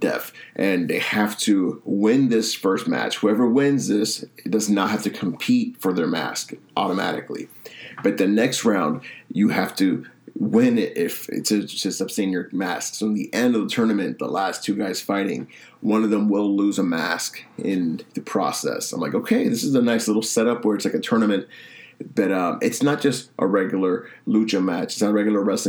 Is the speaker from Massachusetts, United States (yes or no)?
yes; Boston, Massachusetts, United States; my hometown Boston